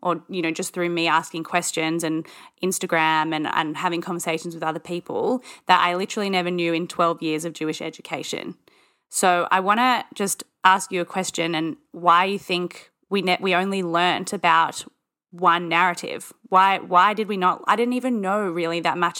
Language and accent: English; Australia; being an Australian